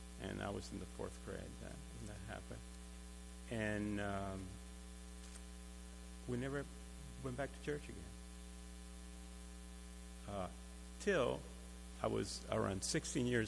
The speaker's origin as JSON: {"language": "English", "country": "Cuba", "tie": "born or raised there", "moved": "yes", "said": "I was born in Cuba, and as a child, I attended Catholic schools"}